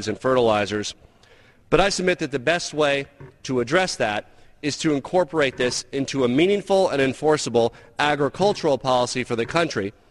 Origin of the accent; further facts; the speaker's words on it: Colorado, United States; My home state of Colorado